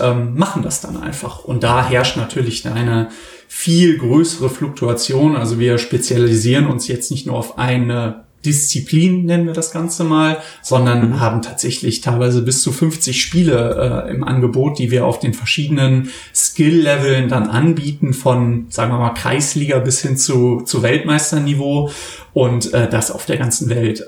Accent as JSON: {"language": "German", "country": "Germany", "lives_now": "Cologne, Germany", "said": "wir als Deutsche"}